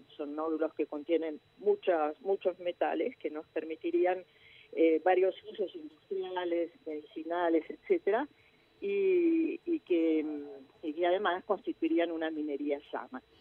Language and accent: Spanish; Argentina